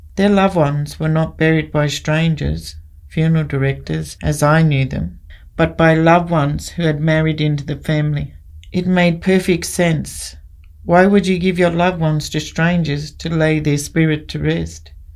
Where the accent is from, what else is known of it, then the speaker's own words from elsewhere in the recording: Mount Isa, Queensland, Australia; moved away as an adult; also born or lived in Brisbane / Injinoo, Cape York; In my early years, I grew up in Brisbane and then moved to Mount Isa and spent my teens and young adult life there.